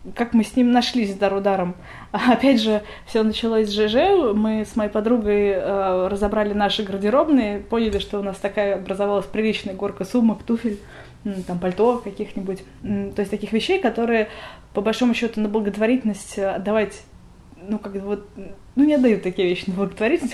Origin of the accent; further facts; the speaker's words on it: Moscow, Russia; я родилась в Москве